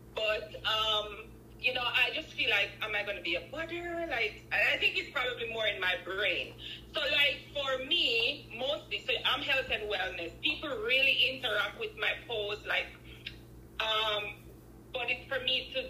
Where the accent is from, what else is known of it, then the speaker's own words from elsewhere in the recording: Jamaica; now in Canada; I am originally from Jamaica, but I live in Canada.